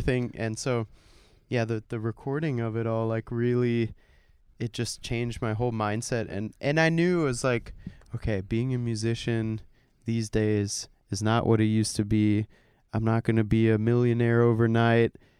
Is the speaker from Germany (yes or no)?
yes; Germany; now in United States; growing up in Germany, i, in, in a not buzzy city, I wasn't in Berlin, I wasn't even close